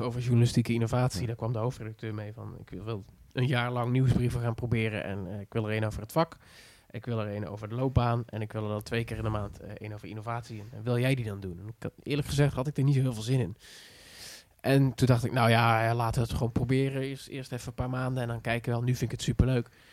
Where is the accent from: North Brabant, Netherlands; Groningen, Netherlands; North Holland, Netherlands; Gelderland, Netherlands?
North Brabant, Netherlands; Schijndel; ik kom uit het Brabants dorpje Schijndel